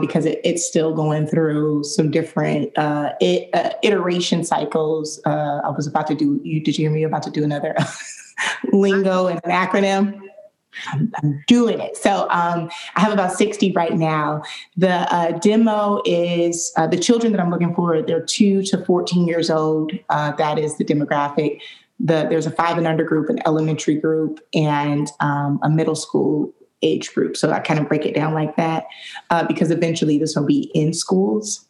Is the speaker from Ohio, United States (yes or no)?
no; Detroit, Michigan, United States; now in Jacksonville, United States; I grew up in Detroit, Michigan